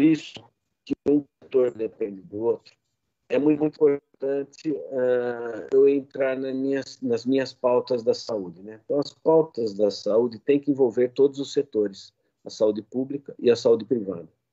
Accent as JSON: {"language": "Portuguese", "town": "Jaú", "region": "São Paulo", "country": "Brazil", "tie": "born or raised there", "also_born_or_lived": "Botucatu / Porteirão, Goiás", "moved": "as an adult", "lives_now": "Campinas, Brazil", "said": "eu sou nascido em Jaú, interior de São Paulo"}